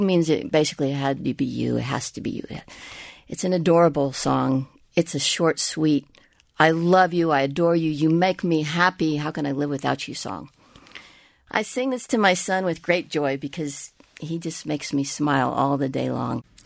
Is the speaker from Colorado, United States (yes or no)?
no; Tejana, Texas, United States; I am, you know, a Tejana, I am a Latina, I am an American.